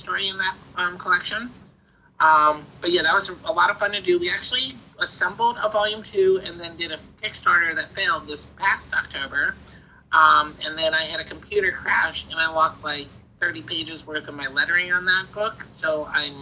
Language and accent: English; New Jersey, United States; now in Midwest, United States; I'm from New Jersey, and I currently live in the Midwest